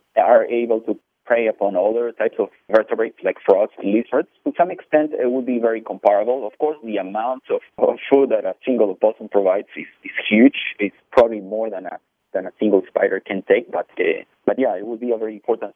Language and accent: English; Peru; moved away; I grew up in Peru